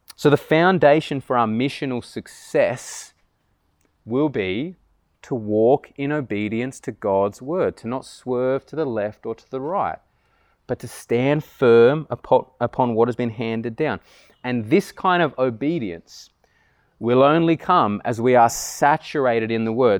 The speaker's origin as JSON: {"language": "English", "town": "Canberra", "region": "Australian Capital Territory", "country": "Australia", "tie": "born or raised there", "said": "I grew up here in Tuggeranong and went 22 years without ever really hearing the gospel"}